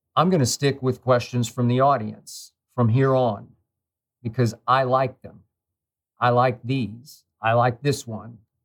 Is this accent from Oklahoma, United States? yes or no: yes; Oklahoma City, Oklahoma, United States; I grew up in Oklahoma City.